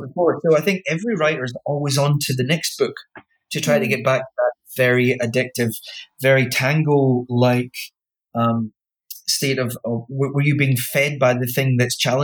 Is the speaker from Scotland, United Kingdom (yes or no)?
yes; Wick, Scotland, United Kingdom; I grew up in Wick, yeah, which is about as far north as you can get falling off Britain